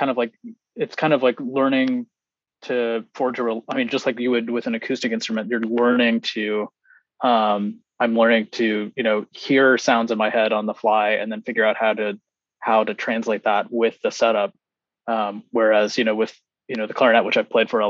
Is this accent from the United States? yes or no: yes; South Carolina, United States; moved away; also born or lived in Boston / Chicago; I grew up in South Carolina